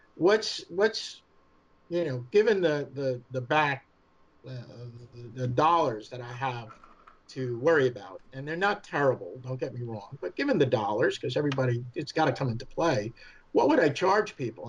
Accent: New York, United States; accent: New York; my New York accent

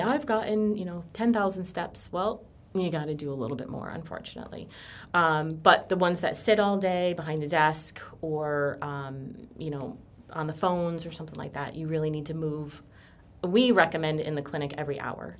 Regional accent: Connecticut, United States; moved away as an adult; now in Florida, United States; I am from Connecticut. Um, I moved down here about six years ago.

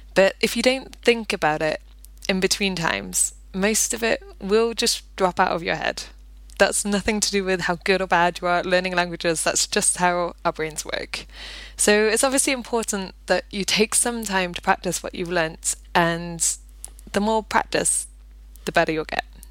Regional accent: Nottingham, East Midlands, United Kingdom; moved away as an adult; now in Pembrokeshire, United Kingdom; I'm from Nottingham originally, and when I first moved to Pembrokeshire here a decade ago

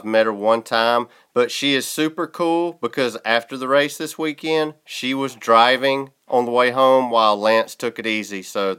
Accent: South Georgia, United States; I'm from South Georgia.

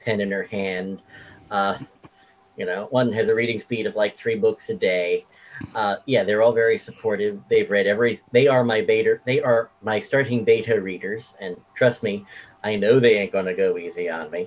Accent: New York City, New York, United States; I was born in Queens.

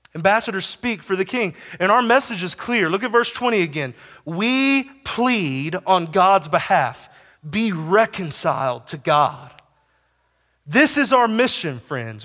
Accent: Texas, United States; also born or lived in Kansas; I lived as an ambassador to Kansas from the great state of Texas for five years

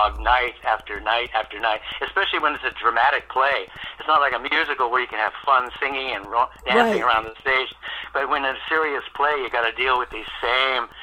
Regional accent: Hazleton, Pennsylvania, United States; in my hometown of Hazleton, Pennsylvania

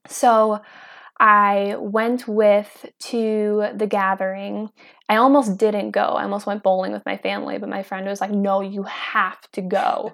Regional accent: Kenosha, Wisconsin, United States; I am from Kenosha, Wisconsin, and I'm out here in Idaho.

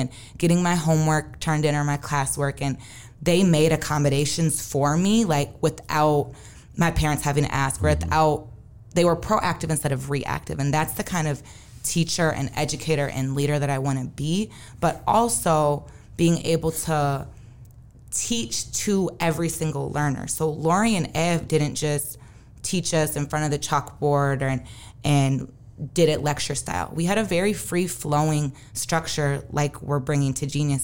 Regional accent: Saint Paul, Minnesota, United States; Growing up in Minnesota, I went to St. Paul Academy K through nine, and then I went to Central.

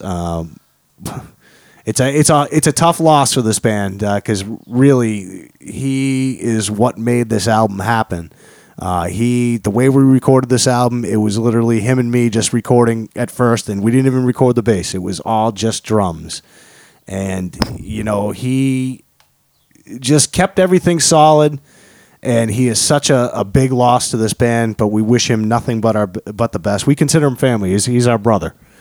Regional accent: Natick, Massachusetts, United States; also born or lived in Medway, Massachusetts; I was born in Natick, Massachusetts

